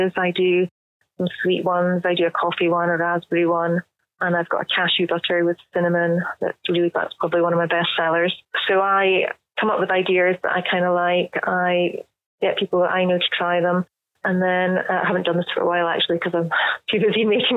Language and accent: English; Scotland, United Kingdom; me being Scottish